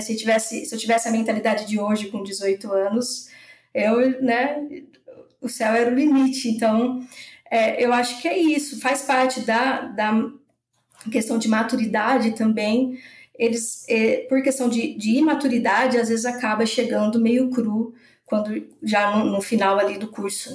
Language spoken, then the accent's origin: Portuguese; São José do Rio Preto, São Paulo, Brazil; moved away as an adult; also born or lived in Botucatu / São Carlos; now in Lages, Brazil; eu sou de São José do Rio Preto, interior de São Paulo. Eu saí nova de lá, né, para fazer faculdade